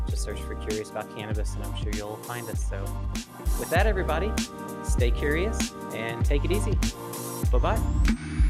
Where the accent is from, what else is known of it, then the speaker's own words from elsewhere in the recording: the South, United States; I grew up in the South